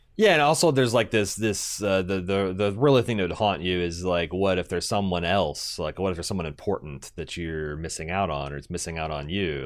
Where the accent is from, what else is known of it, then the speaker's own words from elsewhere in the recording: United States; As an American